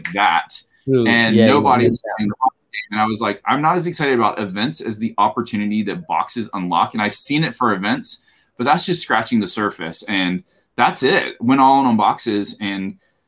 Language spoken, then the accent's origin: English; Alabama, United States; I grew up in Alabama